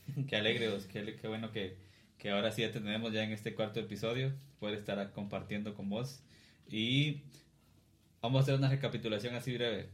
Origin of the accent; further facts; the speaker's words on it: Cuilapa, Santa Rosa, Guatemala; los tres seamos de acá